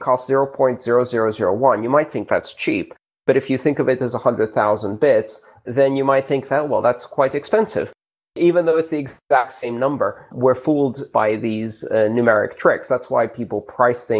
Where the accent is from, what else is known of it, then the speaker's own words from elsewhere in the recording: Greece; moved away; When I grew up in Greece